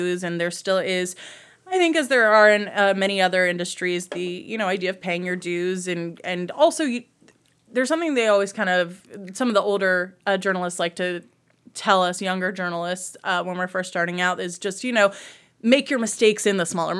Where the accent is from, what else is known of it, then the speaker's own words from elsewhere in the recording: Baltimore, Maryland, United States; born there; so I was born in Baltimore.